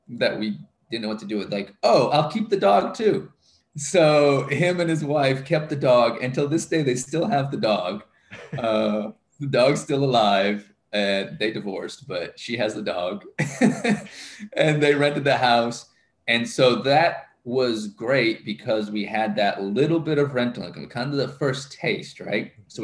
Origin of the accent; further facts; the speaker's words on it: DR Congo; Growing up in Congo. I love Congo. I love the Congolese